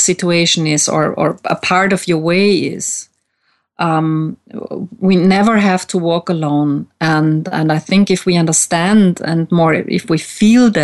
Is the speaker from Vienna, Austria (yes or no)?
yes; Vienna, Austria; English is a second language; also born or lived in United States; I am from Austria, Vienna, where I live at the moment